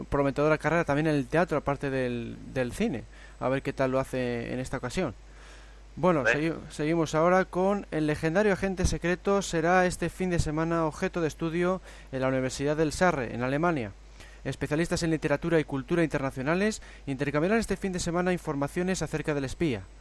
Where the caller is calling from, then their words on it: Mexico; de México.